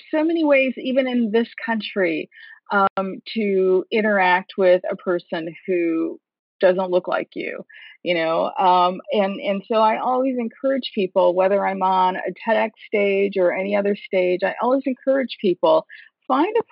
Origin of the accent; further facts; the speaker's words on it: Michigan, United States; now in Washington, D.C., United States; Michigan, my home state